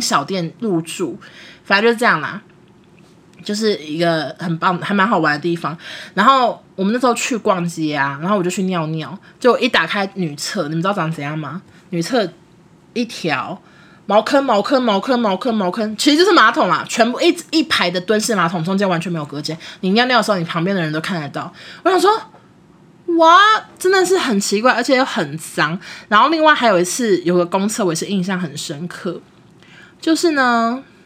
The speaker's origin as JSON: {"language": "Chinese", "country": "Taiwan", "also_born_or_lived": "Beijing", "moved": "as an adult", "said": "他们都听得出来我们是台湾人"}